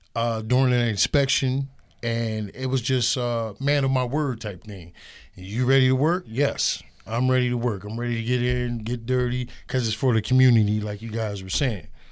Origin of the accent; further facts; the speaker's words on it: Erie, Pennsylvania, United States; I grew up in Erie all my life, forty-six years